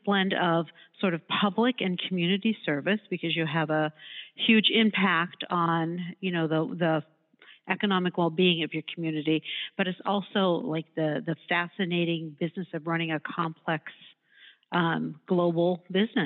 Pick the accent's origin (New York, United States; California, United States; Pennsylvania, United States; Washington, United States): Pennsylvania, United States; Pittsburgh; moved away as an adult; also born or lived in Cleveland; I grew up in Pittsburgh and went to law school